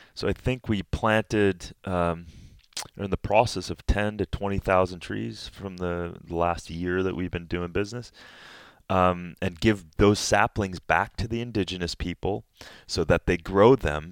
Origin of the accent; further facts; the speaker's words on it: Minnesota, United States; moved away; I'm from middle America. I'm from Minnesota. I, my father was an agricultural professor at the University of Minnesota.